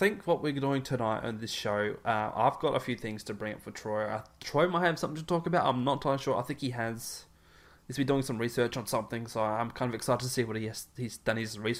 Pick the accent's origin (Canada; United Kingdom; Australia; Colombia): Australia; because you know, being Australian, this is what we say g'day mate.